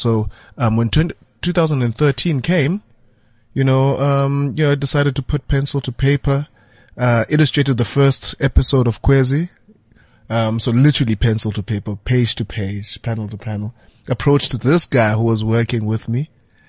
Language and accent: English; Butterworth, Eastern Cape, South Africa; I'm from Butterworth.